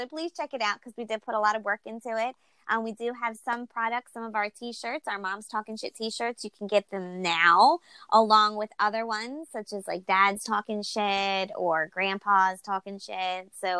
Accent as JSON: {"language": "English", "region": "Maryland", "country": "United States", "tie": "born or raised there", "said": "growing up in Maryland, you always eat crabs."}